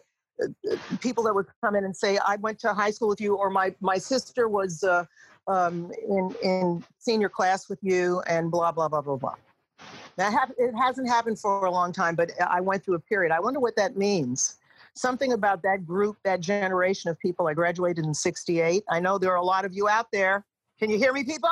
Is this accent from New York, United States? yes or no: yes; Long Island, New York, United States; I grew up in Long Island